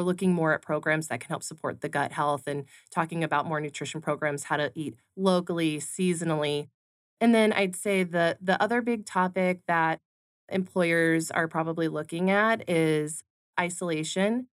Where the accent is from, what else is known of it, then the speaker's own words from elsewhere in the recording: California, United States; now in Arizona, United States; I grew up in California